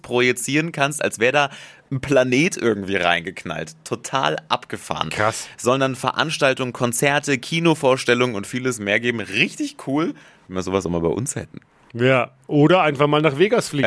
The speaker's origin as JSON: {"language": "German", "country": "Germany", "said": "bei uns in Deutschland"}